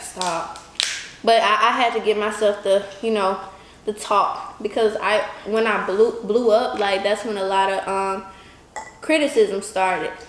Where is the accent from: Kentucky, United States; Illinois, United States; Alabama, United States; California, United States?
Alabama, United States; moved away; I'm from Alabama.